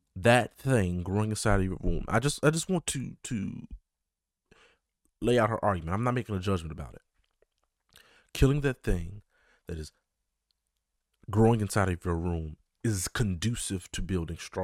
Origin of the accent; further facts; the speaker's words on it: Chicago, Illinois, United States; my city, my hometown, Chicago